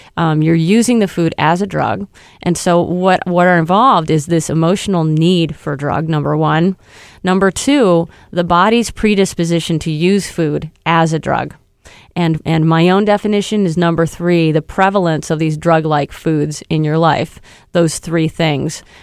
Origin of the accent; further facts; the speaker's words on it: Michigan, United States; now in New York, United States; I grew up in Michigan